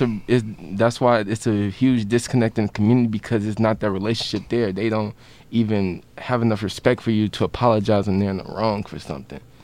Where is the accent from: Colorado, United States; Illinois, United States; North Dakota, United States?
Illinois, United States; Chicago; I, I come from Chicago